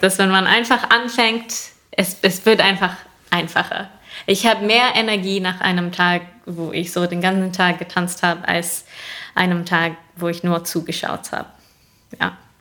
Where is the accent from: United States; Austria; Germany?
United States; New York; moved away; ich komme aus Bundesstaat New York